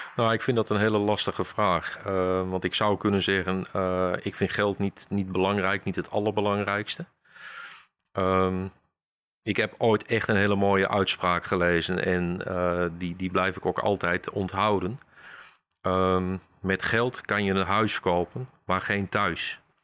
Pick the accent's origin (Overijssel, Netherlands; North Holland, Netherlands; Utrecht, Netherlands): Overijssel, Netherlands; Kampen; Geboren en getogen in Kampen, ja. Kijk, nooit weg geweest